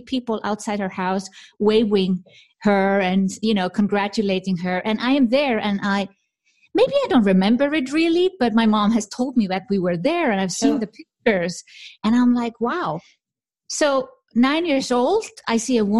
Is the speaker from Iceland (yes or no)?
yes; Iceland; now in Switzerland; I'm from Iceland